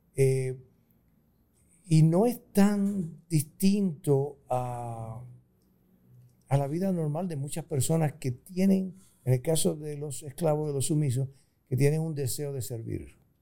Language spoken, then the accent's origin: Spanish; Puerto Rico; moved away as an adult; also born or lived in Costa Rica; now in United States; Soy puertorriqueño, pero tengo mi residencia principal en Estados Unidos durante 40 años